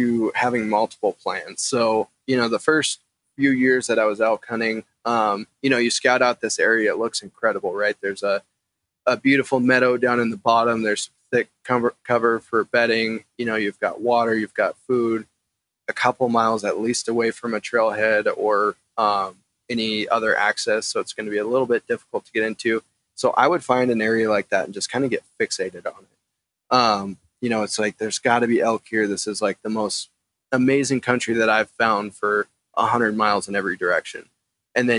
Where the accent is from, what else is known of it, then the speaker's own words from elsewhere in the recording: Eastern Montana, United States; also born or lived in Missoula, Montana; growing up in Eastern Montana